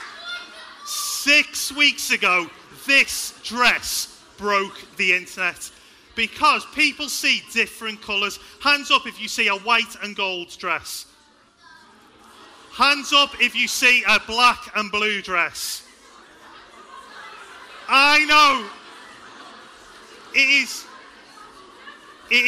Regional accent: Liverpool, North West England, United Kingdom; I grew up in a place called Liverpool. I hope you can tell by my accent

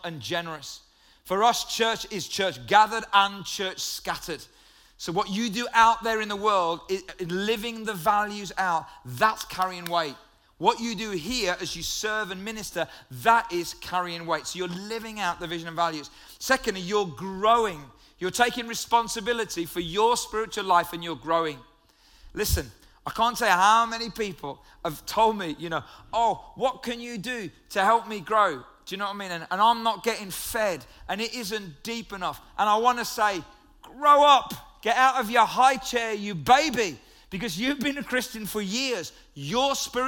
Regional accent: United Kingdom

